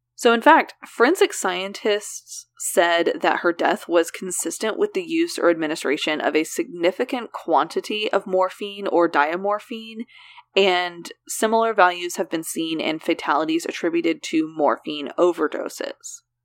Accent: Oklahoma, United States; For as many things that we do pronounce correctly in Oklahoma, there are more that we pronounce incorrectly

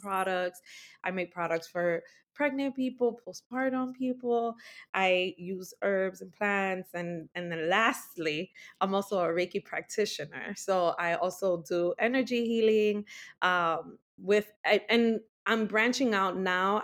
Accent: New York City, New York, United States; also born or lived in Bronx, New York; I'm an Afro-Latina, born and raised in the Heights

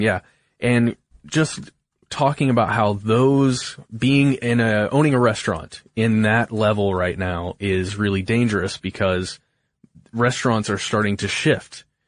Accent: Alpharetta, Georgia, United States; I was born in Alpharetta, Georgia, and I have lived less than fifty miles from there my whole life

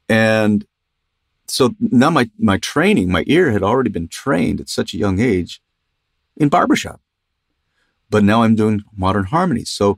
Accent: Los Angeles, California, United States; also born or lived in Ogden; because I moved away when I was three, and I grew up in San Fernando Valley in Los Angeles area. That's home. So I'm a Valley dude, I guess.

